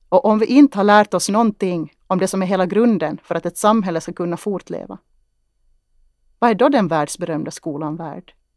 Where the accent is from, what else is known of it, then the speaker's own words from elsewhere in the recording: Kristinestad, Ostrobothnia, Finland; Jag tittade ut över åkrarna i Henriksdal och tänkte på att mina rötter fanns här. Att jag tittade ut över min hembygd